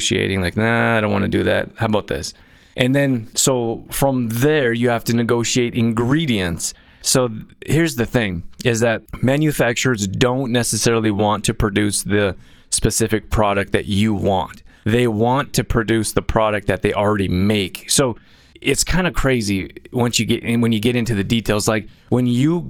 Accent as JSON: {"language": "English", "town": "Calgary", "region": "Alberta", "country": "Canada", "tie": "born or raised there", "lives_now": "Olds, Canada", "said": "where I grew up in Calgary, Alberta"}